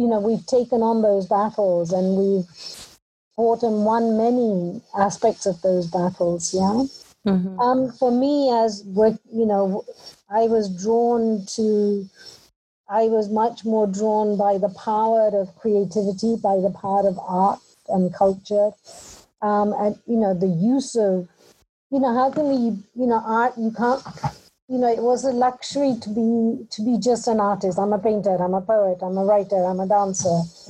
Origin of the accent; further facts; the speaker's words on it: United Kingdom; also born or lived in Punjab, India; growing up in Britain, I never lost touch with my, I guess, birthplace and my country of origin.